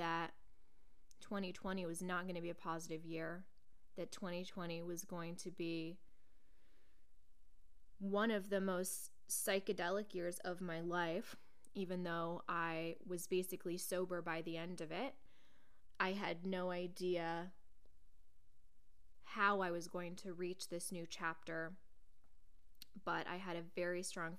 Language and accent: English; Portland, United States; moved away as an adult; now in New York, United States; growing up in Portland, I had many, many lifelong friends who knew me inside and out